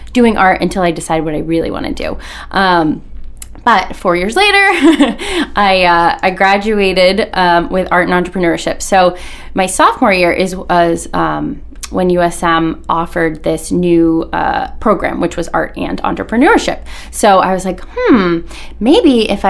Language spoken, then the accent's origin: English; South Portland, Maine, United States; born and raised in South Portland, so I'm a Mainer at heart forever